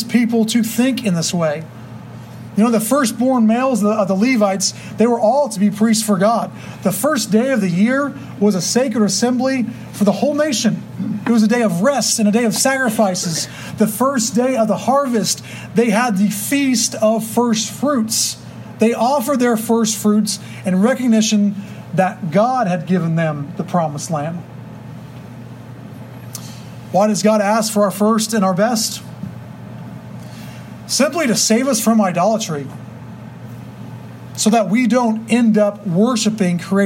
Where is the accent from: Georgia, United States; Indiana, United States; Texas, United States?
Texas, United States; we have so much pride in being Texans